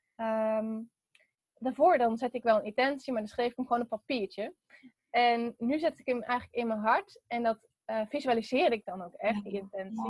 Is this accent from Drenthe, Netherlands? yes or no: no; Veenendaal, Utrecht, Netherlands; also born or lived in Texel; ik ben geboren op Texel. En ehm, verder, toen ben ik op mijn zesde verhuisd naar Veenendaal. En daar woon ik nu nog steeds